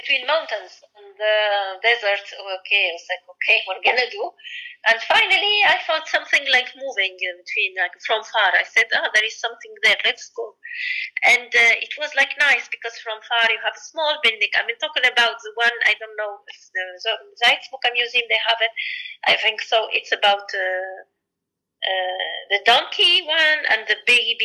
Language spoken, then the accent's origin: English; Sfax Governorate, Tunisia; also born or lived in Paris / Tokyo; I did it in my hometown. In the Sfax, and it's close to the sea